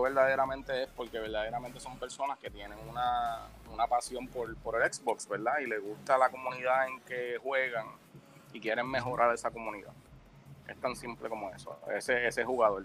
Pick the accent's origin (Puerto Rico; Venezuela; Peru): Puerto Rico; soy el único puertorriqueño en el programa